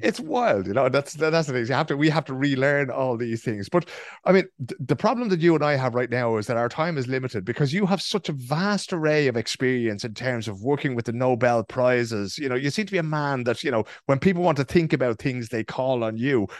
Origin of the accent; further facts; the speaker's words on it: Ireland; now in Sweden; growing up in Ireland